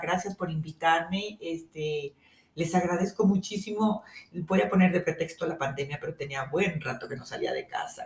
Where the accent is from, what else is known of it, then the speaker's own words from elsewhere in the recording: Guadalajara, Jalisco, Mexico; soy tapatía, 100% tapatía